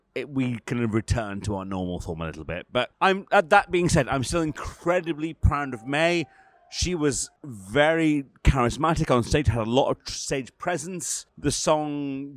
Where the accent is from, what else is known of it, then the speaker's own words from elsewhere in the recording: Scotland, United Kingdom; I'm Scottish